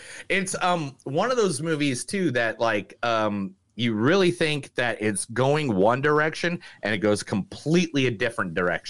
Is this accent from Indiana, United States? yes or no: yes; Northern Indiana, United States; I'm from Northern Indiana.